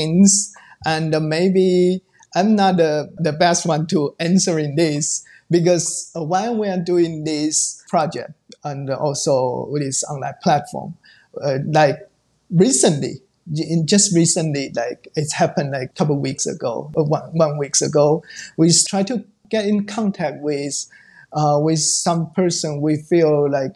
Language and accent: English; around Taipei, Taiwan; English is a second language; I'm born and raised in the North. It's around Taipei.